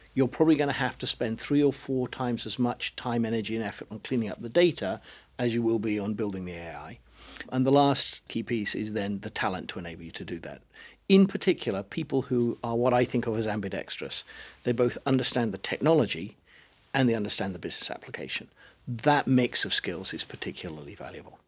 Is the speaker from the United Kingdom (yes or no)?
yes; United Kingdom; accent: British; now in United States; I live in America, and it even now recognizes my British accent